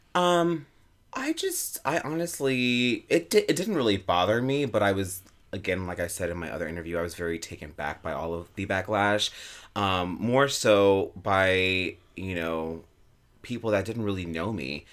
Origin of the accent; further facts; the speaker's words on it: Albuquerque, New Mexico, United States; now in New York City, United States; I am originally from Albuquerque, New Mexico.